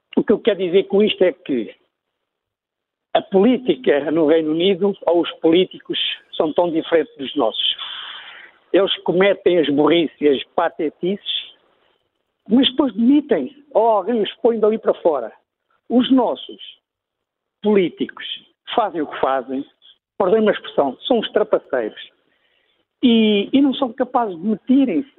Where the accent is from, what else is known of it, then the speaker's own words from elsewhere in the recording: Mozambique; now in Portugal; eu sou moçambicano